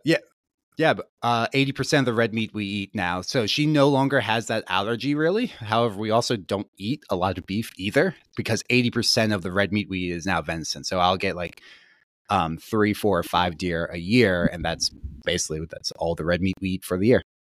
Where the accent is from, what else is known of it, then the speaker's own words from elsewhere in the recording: Gettysburg, Pennsylvania, United States; I grew up in Gettysburg, Pennsylvania, so pretty rural.